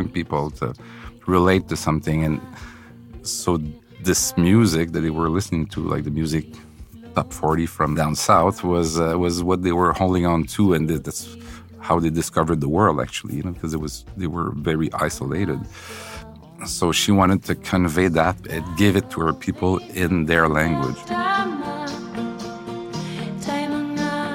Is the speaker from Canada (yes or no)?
yes; Quebec City, Quebec, Canada; now in Montreal, Canada; I'm from Quebec City, you know, so I moved here